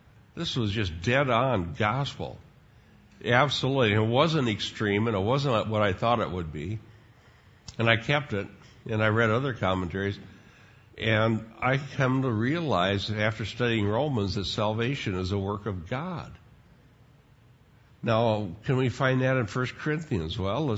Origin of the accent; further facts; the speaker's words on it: Sheldon, Iowa, United States; here I'm a teenager growing up in Sheldon, Iowa, and all of these other Dutch kids, they were just as big as sinners as I was